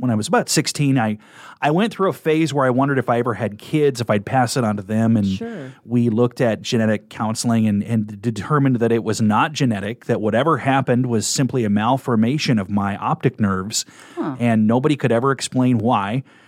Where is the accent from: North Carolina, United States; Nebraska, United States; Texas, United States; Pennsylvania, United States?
Nebraska, United States; Kearney; But I am a Nebraska native. I was born in 1975 in Kearney, Nebraska. So I grew up right in the middle of the state